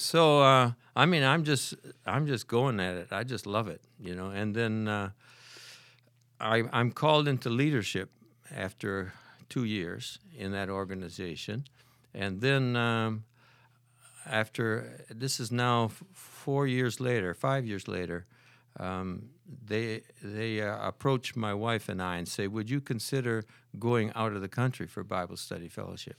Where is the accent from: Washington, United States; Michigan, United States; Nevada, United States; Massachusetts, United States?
Michigan, United States; Holland; moved away as an adult; I was born and raised in Holland, Michigan